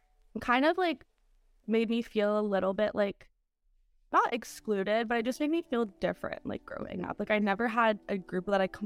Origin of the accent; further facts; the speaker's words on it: Canada; I grew up in Canada, but I'm not the same as everybody else who's growing up in Canada.